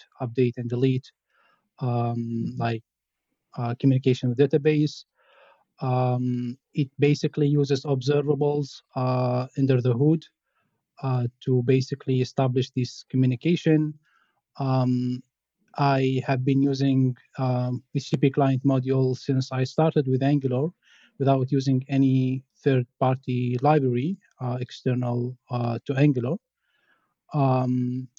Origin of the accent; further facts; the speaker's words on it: Tunisia; now in France; I'm from Tunisia. I'm working as a software engineer at Hilti Group in France.